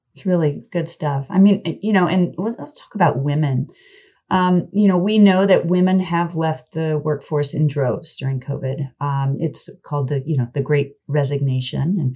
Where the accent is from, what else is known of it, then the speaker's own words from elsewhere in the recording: Kansas, United States; I'm from Kansas